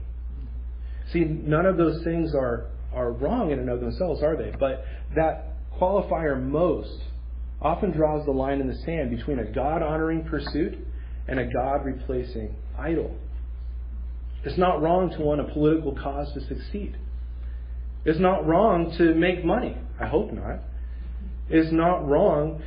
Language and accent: English; Mexico; moved away; growing up in Mexico, we had several fruit trees in our yard